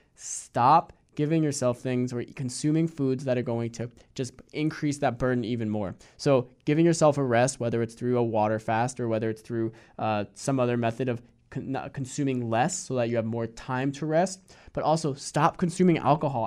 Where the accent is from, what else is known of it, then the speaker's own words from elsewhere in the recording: Hudson Valley, New York, United States; I grew up in the Hudson Valley in New York